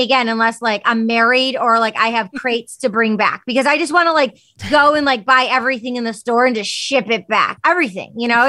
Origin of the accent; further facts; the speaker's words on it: United States; my parents wanted me to have like a more normalized American name growing up in America.